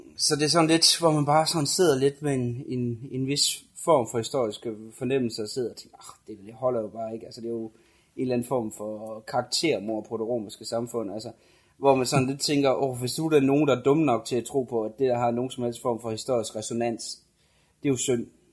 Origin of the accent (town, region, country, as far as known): Denmark